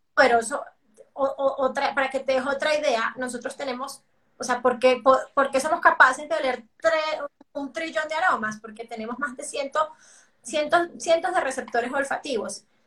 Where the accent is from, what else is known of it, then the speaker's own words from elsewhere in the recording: Venezuela; now in Colombia; yo soy venezolana, pero vivo en Colombia